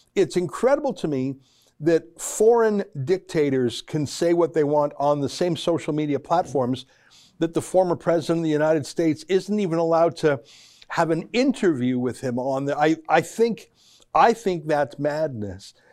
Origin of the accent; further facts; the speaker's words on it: Calgary, Alberta, Canada; I grew up in Calgary